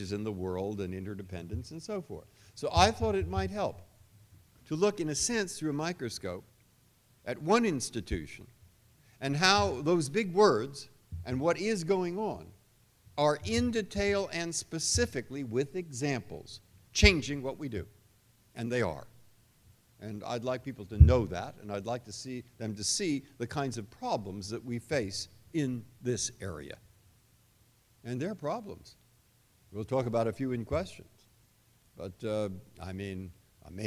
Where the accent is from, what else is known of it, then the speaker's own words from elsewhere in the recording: San Francisco, California, United States; moved away; I grew up in San Francisco. My parents were in San Francisco